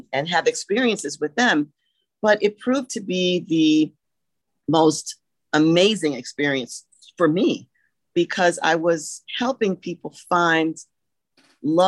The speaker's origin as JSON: {"language": "English", "town": "Columbia", "country": "United States", "tie": "born or raised there", "moved": "as an adult", "said": "one of my best friends that I grew up with in Columbia"}